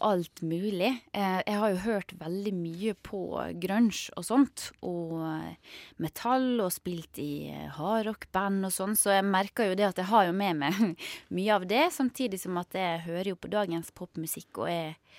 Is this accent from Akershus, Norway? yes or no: no; Sunnmøre, Møre og Romsdal, Norway; den ble jo spilt inn på hjemstedet mitt også